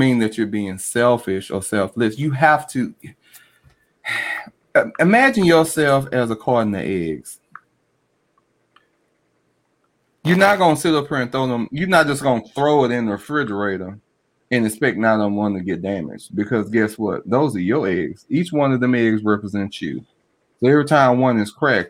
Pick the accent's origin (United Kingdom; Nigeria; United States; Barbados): United States; Baltimore, Maryland; I'm from Baltimore this day. I'm from B-more